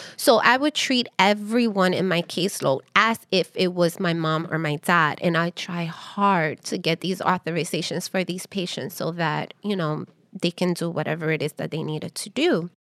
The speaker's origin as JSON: {"language": "English", "town": "New York City", "region": "New York", "country": "United States", "tie": "born or raised there", "also_born_or_lived": "Harlem", "said": "I am Dominican descent. I'm American born here, raised in Washington Heights"}